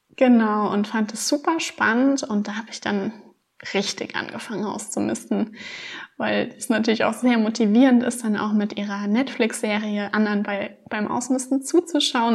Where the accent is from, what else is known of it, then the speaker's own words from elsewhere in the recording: Rhineland-Palatinate, Germany; ich bin 26 Jahre alt und ich komme aus Rheinland-Pfalz